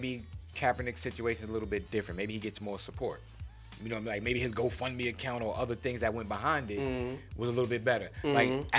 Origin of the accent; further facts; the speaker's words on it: New York City, New York, United States; I'm from Queens, so I'm kind of petty.